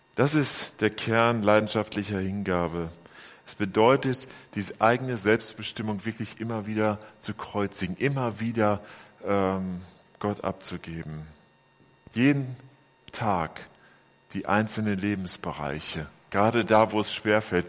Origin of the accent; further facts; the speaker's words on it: Bielefeld, North Rhine-Westphalia, Germany; moved away; in meiner Heimatgemeinde in Bielefeld